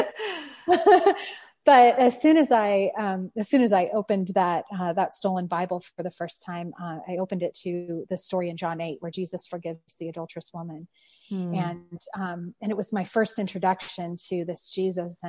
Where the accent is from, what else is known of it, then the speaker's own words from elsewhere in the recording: San Francisco Bay Area, California, United States; moved away; also born or lived in Paris; I grew up in the San Francisco Bay Area